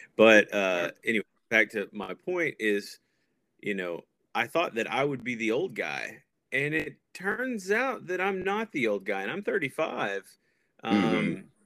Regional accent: Paris, Texas, United States; born or raised there; moved away as an adult; also born or lived in North Carolina / Tennessee; now in Columbus, United States

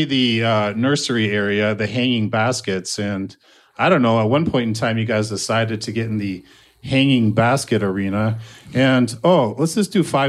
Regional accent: Buffalo, Minnesota, United States; I'm from Buffalo

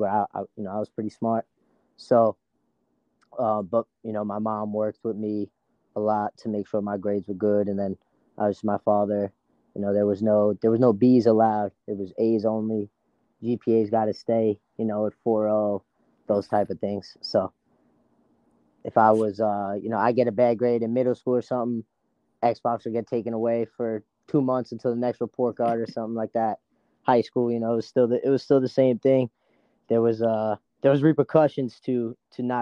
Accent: New York City, New York, United States; growing up around Tomville, our biggest rival was always New Dorp

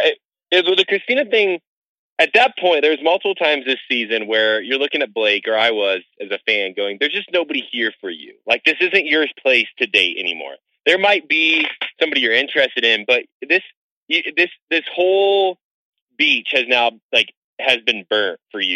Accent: just outside of Chicago, Illinois, United States; now in Denver, United States; I grew up just outside of Chicago, so I, I know Chicago well

